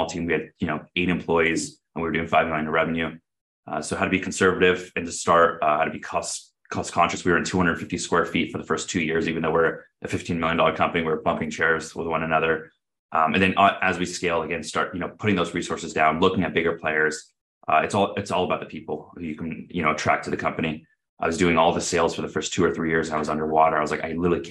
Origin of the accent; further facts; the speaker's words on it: Southern California, United States; I grew up in Southern California, went to Cal State Fullerton down here in the area as well